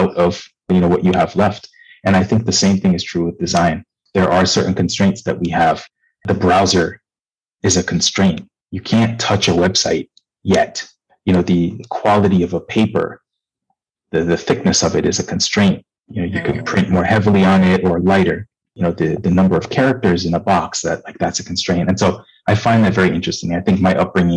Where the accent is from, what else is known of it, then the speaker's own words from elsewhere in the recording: Nigeria; moved away; also born or lived in Michigan, United States / Japan / New York, United States; I'm Nigerian. I grew up in Nigeria to a Nigerian father and an American mother.